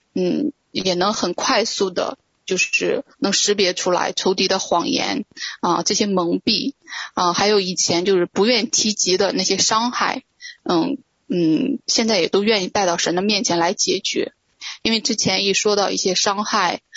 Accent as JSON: {"language": "Chinese", "region": "Shandong", "country": "China", "tie": "born or raised there", "also_born_or_lived": "Beijing", "moved": "yes", "lives_now": "Jinan, China", "said": "我之前呢，是一直在北京生活，呃，二零一八年下半年的时候呢，神对我说让我回到，呃，山东济南。啊，啊，我，我老家是山东的"}